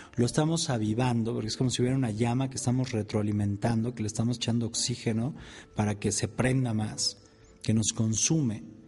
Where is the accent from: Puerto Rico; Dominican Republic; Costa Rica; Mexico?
Mexico; acá en mi país, en México